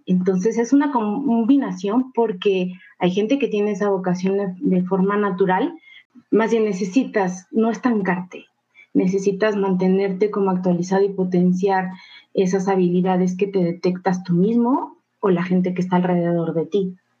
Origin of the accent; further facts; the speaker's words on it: Mexico; cultura tan rica que tenemos como mexicanos